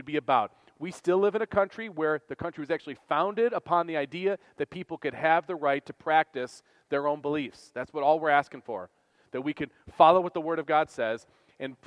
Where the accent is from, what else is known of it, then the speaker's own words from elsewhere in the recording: United States; American Christians